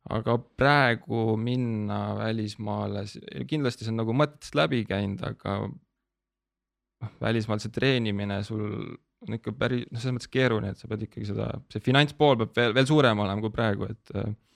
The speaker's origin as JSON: {"language": "Estonian", "town": "Tabivere", "region": "Tartu County", "country": "Estonia", "said": "ma olen nagu pärit Tabiverest, see on sihuke väike alevik Tartu"}